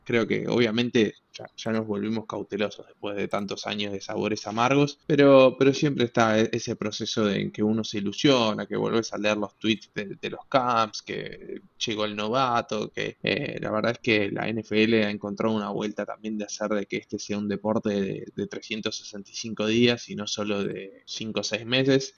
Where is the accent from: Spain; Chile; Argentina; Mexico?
Argentina; como argentino, como latino, como hispanohablante